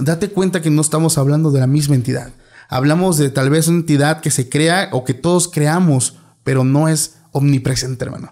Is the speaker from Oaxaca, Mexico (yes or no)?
yes; Oaxaca, Mexico; moved away; soy de Oaxaca